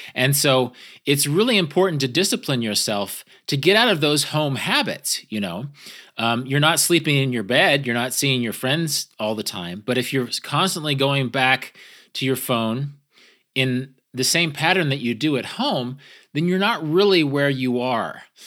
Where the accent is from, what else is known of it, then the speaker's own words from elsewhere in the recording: American Great Plains, United States; I'm from, I'm from the American Great Plains